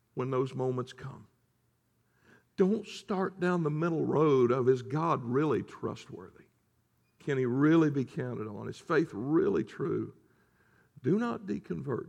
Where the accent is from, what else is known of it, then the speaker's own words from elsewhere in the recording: the South, United States; I'm from the South